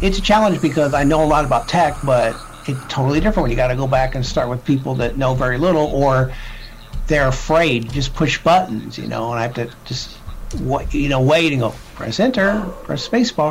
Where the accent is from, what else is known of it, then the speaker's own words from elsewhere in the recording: Illinois, United States; moved away as an adult; Relocated back to my hometown in Illinois